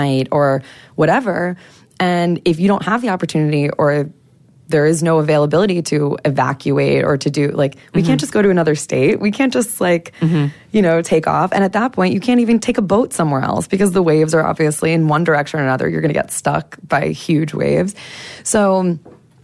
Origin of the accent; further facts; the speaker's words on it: United States; accent: American; moved away as an adult; also born or lived in Las Vegas; now in Dominica; my American accent